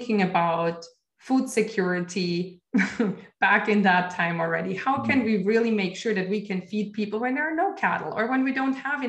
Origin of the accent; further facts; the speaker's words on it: Austria; moved away; I come from Austria originally, and my grandparents are farmers